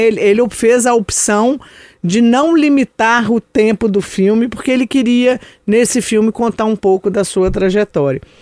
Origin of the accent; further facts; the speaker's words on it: São João del-Rei, Minas Gerais, Brazil; eu sou de São João del Rei